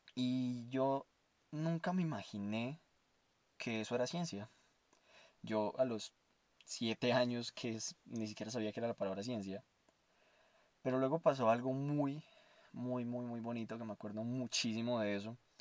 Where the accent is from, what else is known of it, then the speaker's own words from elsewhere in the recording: Armenia, Quindío, Colombia; moved away; also born or lived in Bogotá; quería irme de Bogotá a mi, a mi pueblo natal, en Armenia Quindío